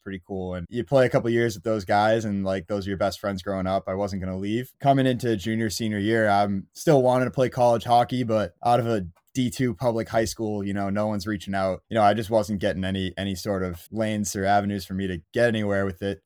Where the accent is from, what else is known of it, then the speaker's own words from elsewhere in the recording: Quincy, Massachusetts, United States; I'm from Quincy, Mass, very much a Quincy, Mass native